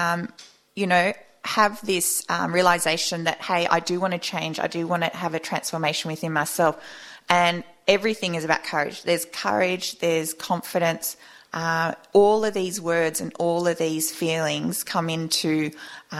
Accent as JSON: {"language": "English", "country": "Australia", "said": "Australian, you know, we're from, you know, the Anglo-Saxon, we are British heritage essentially"}